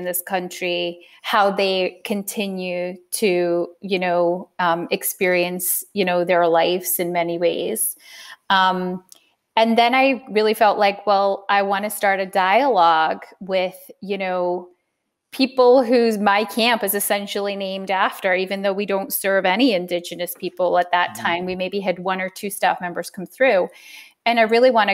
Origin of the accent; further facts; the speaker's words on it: United Kingdom; now in United States; I'm British